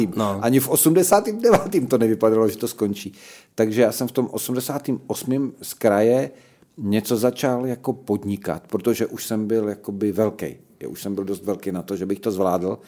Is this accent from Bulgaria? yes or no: no; Slovakia; also born or lived in Olomouc, Czech Republic; now in Czech Republic; jako Slovák